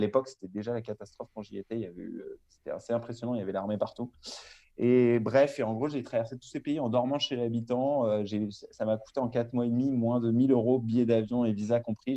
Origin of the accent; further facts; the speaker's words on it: Larmor-Plage, Brittany, France; moved away as an adult; now in Marseille, France; je suis originaire de Bretagne, l'Armor-Plage, dans le Morbihan. J'ai grandi là-bas jusqu'à mes 18 ans